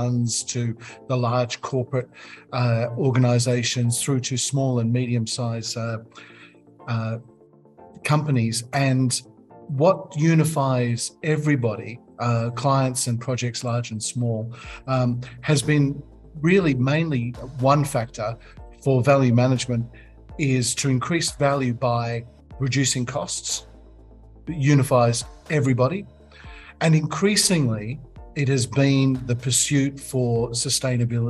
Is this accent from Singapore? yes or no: no; London, United Kingdom; moved away as an adult; also born or lived in Middle East / Asia; I was born in London.